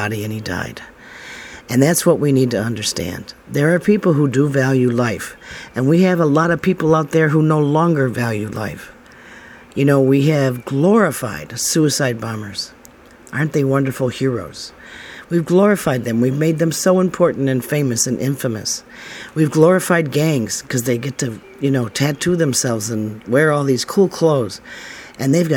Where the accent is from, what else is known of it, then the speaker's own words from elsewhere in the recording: United States; us Americans